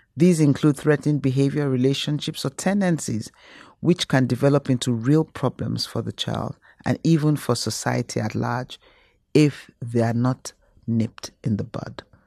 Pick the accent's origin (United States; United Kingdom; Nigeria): Nigeria; moved away; being a Nigerian